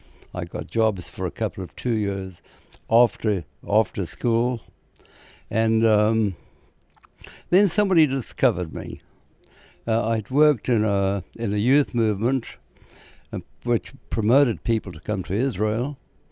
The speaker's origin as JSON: {"language": "English", "country": "South Africa", "tie": "born or raised there", "said": "basically, I come from a little town in South Africa, not far from Johannesburg, the main commercial city in South Africa. I came from a poor family. My father was a miner."}